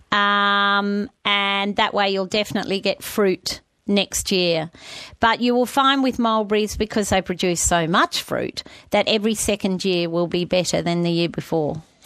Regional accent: New South Wales, Australia; I grew up in New South Wales

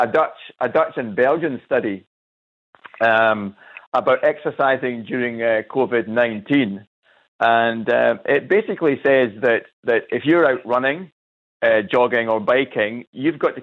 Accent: Scotland, United Kingdom; also born or lived in Cairns; now in Australia; I'm from Scotland.

